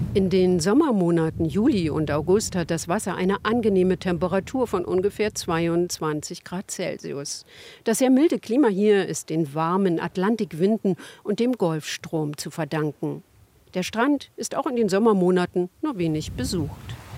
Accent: Berlin, Germany; als Berlinerin

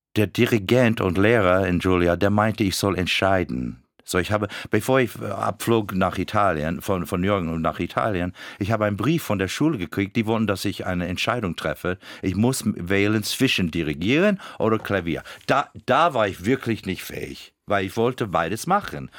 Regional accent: Florida, United States; German is a second language; moved away; als Floridianer

